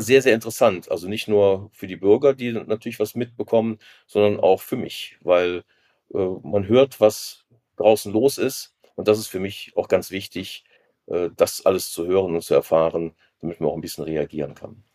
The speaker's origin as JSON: {"language": "German", "region": "Rhineland", "country": "Germany", "tie": "born or raised there", "said": "Ich bin im Rheinland geboren"}